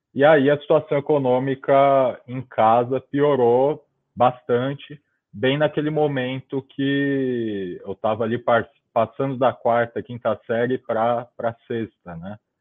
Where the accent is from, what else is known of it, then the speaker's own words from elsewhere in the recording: São Paulo, Brazil; eu nasci em 1996, 27 de janeiro de 96, em São Paulo, na zona leste de São Paulo